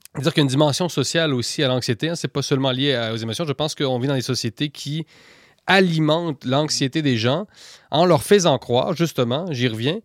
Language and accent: French; Quebec, Canada; quand on vient du Québec